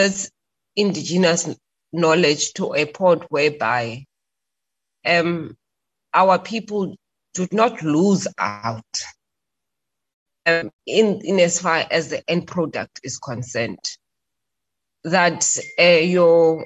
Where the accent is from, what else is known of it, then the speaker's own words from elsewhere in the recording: Bloemfontein, Free State, South Africa; we are both from Bloemfontein, that is home